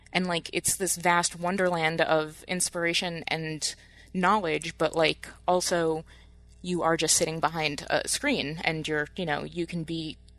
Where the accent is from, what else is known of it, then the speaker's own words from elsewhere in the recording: New Jersey, United States; moved away as an adult; now in Michigan, United States; growing up in New Jersey